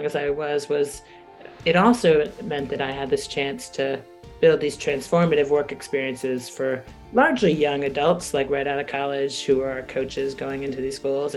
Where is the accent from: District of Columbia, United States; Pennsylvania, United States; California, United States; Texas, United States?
District of Columbia, United States; Washington; being a kid growing up in Washington, D.C.